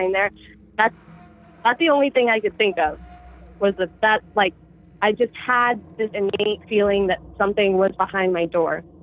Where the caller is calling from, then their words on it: Humboldt County, California, United States; I'm calling from Humboldt County, California